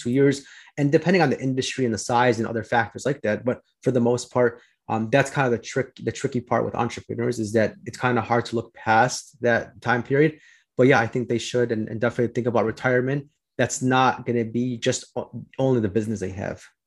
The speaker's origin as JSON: {"language": "English", "town": "Chicago", "region": "Illinois", "country": "United States", "said": "I'm from Chicago"}